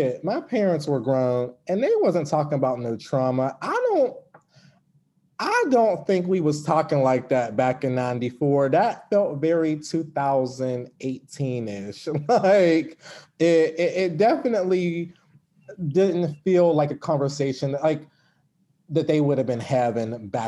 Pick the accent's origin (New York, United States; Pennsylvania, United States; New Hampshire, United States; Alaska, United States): Pennsylvania, United States; Pittsburgh; In Pittsburgh.